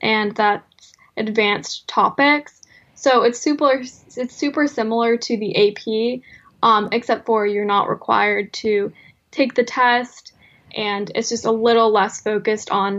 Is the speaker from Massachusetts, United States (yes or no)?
yes; South Coast, Massachusetts, United States; I'm from South Coast, Massachusetts, and I just graduated high school